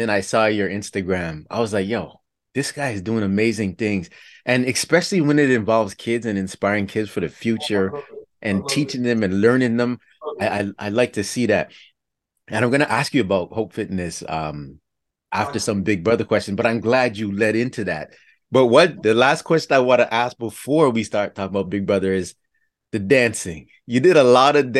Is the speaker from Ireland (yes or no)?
no; Toronto, Ontario, Canada; I grew up in Toronto